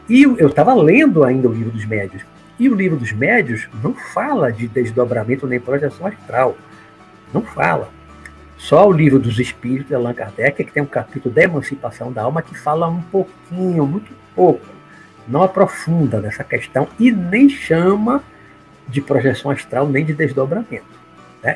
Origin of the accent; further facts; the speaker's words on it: Salvador, Bahia, Brazil; also born or lived in Olinda, Pernambuco / Rio de Janeiro; A maior parte da minha vida, aí uns 55 anos, eu morei em Salvador, Bahia, nunca morei no interior